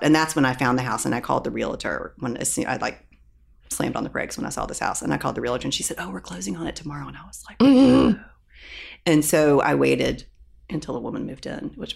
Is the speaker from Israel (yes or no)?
no; Louisville, Kentucky, United States; I'm from Louisville.